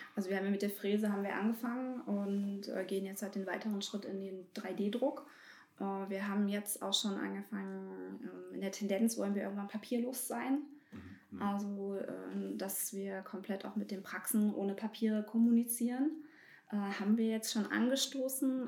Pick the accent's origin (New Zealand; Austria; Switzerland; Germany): Germany; Bernburg, Saxony-Anhalt; moved away; also born or lived in North Rhine-Westphalia; Ich bin hier geboren und bin aus NRW jetzt wieder nach Bernburg gezogen.